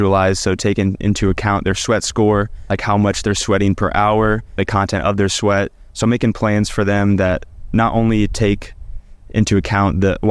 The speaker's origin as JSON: {"language": "English", "town": "Omaha", "region": "Nebraska", "country": "United States", "tie": "born or raised there", "said": "I grew up in Omaha, Nebraska my whole life"}